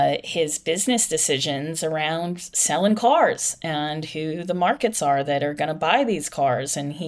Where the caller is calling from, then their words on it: Ireland; I'm calling you from Ireland right now.